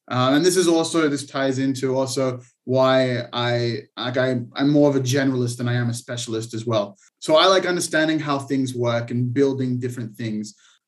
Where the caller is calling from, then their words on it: Israel; I'm calling from Israel, actually.